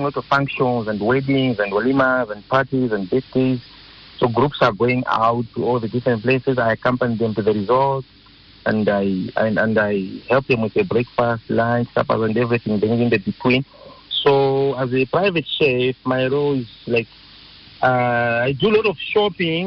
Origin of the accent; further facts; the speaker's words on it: Malawi; now in South Africa; My mother and my auntie, they used to have a restaurant in Malawi, because I'm originally from Malawi